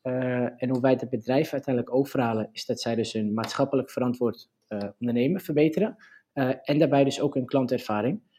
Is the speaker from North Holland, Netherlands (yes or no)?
yes; Purmerend, North Holland, Netherlands; ik kom uit Purmerend